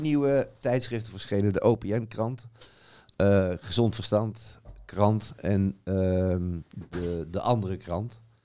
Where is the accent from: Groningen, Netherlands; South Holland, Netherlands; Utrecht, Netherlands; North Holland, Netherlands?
Utrecht, Netherlands; Ik kom dan uit Utrecht